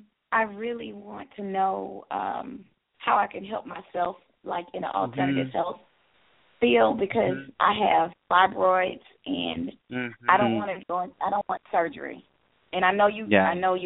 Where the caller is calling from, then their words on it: Georgia, United States; I'm calling from Georgia.